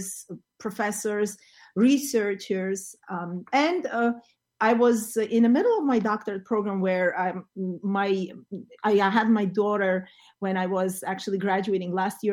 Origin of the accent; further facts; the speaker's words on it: Yerevan, Armenia; English is a second language; moved away as an adult; also born or lived in Moscow, Russia; now in New Jersey, United States; I was born in Armenia, in Yerevan, in Armenia, and I studied music ever since I was a child